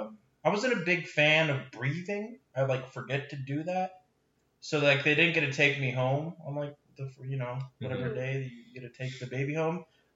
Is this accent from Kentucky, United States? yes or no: no; Roseville, California, United States; I was born in Roseville, California, August 21st, 1998.